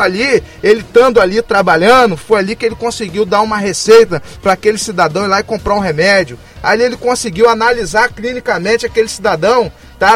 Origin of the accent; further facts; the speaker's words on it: Campos dos Goytacazes, Rio de Janeiro, Brazil; eu sou de Campos